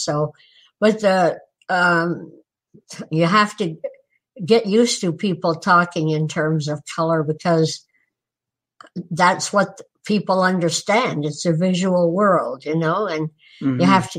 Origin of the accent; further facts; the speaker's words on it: Newport, Vermont, United States; born there; No, actually, I was born in Newport, Vermont, because that was the closest hospital at the time.